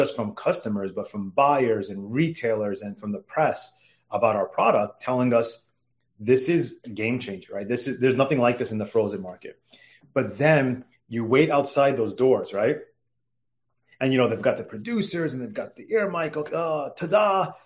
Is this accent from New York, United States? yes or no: yes; New York, United States; now in Washington, D.C., United States; growing up in New York